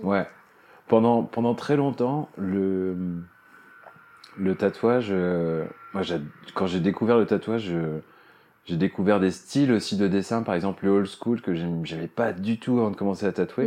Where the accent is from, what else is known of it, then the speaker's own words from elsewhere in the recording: Cherbourg, Normandy, France; moi, j'ai grandi à Cherbourg, en Normandie